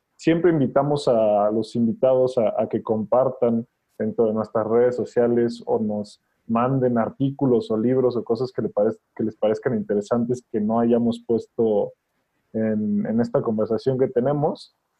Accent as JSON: {"language": "Spanish", "country": "Mexico", "said": "estamos haciendo como mexicanos"}